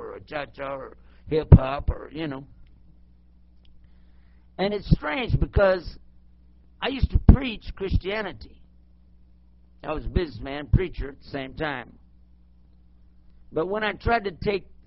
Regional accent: El Paso, Texas, United States; accent: Texan; I'm back in my hometown and my home state anyway, and I can speak Texan

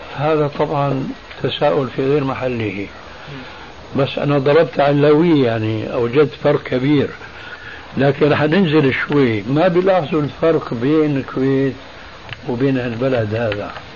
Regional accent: Damascus, Damascus Governorate, Syria; Arabic is a second language; moved away as an adult; also born or lived in Albania; now in Jordan; هاجر بي وبعائلته كلها من ألبانيا إلى دمشق فكان ذلك سببا لتعلم اللغة العربية

